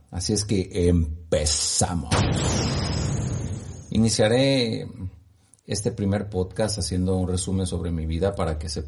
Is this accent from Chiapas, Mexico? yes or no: no; Guanajuato, Mexico; born there; also born or lived in Morelia / Uruapan / San Diego / Orlando; now in Ciudad Guzmán, Mexico; Nací en Guanajuato, viví en Morelia, viví en Uruapan, regresé a Morelia, de nuevo estuve en Uruapan, fui a San Diego, California, viví en Orlando, Florida, en Puerto Rico, en Uruapan, en Chicago